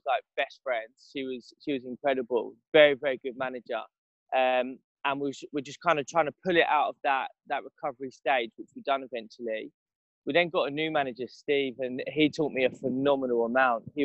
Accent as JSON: {"language": "English", "town": "Benfleet", "region": "East of England", "country": "United Kingdom", "also_born_or_lived": "London", "said": "I'm from Benfleet in the south"}